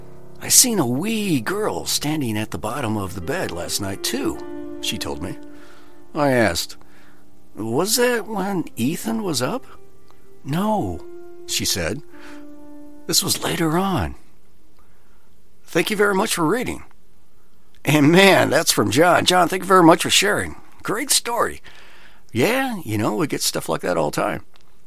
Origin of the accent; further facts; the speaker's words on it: Australia; also born or lived in Japan; I grew up in Australia before going to high school in Japan. I had just graduated from high school and moved back to Cairns, Australia.